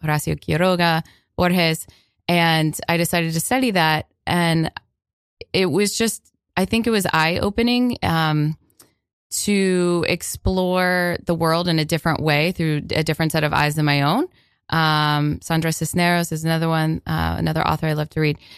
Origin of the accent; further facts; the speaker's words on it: Florida, United States; I grew up in Florida